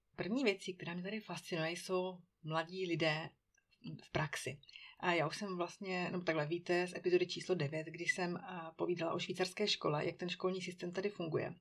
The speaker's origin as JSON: {"language": "Czech", "country": "Czechia", "moved": "yes", "lives_now": "Switzerland", "said": "u nás v Čechů"}